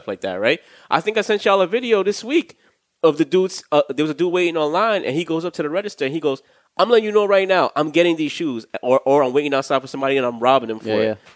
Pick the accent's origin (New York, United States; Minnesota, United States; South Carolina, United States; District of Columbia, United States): New York, United States; we're from New York